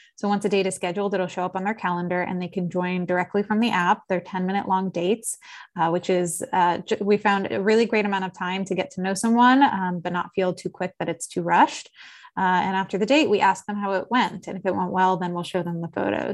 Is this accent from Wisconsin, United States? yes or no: no; Philadelphia, Pennsylvania, United States; also born or lived in South Jersey / Los Angeles; now in New York City, United States; I am from Philadelphia originally, uh, spent some time living in South Jersey and then went to school, uh, both undergrad and law school in New York City